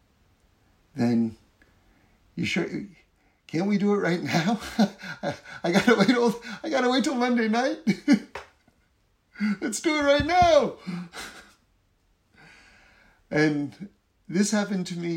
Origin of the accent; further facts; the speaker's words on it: East Coast of America, Northeast, United States; now in Los Angeles, United States; I grew up on the East Coast of America, where there's four seasons, the Northeast, four seasons.